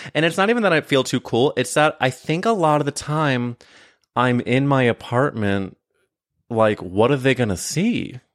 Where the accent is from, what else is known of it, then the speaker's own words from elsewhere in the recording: Midwest, United States; I was growing up in the Midwest